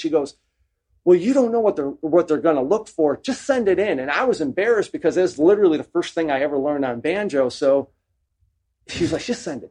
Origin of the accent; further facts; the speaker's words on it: Chicago, Illinois, United States; moved away as an adult; also born or lived in Mississippi; growing up in Chicago